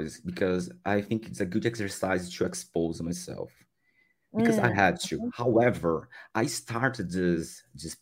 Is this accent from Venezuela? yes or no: no; Brazil; English is a second language; I'm from Brazil. I also live in Brazil.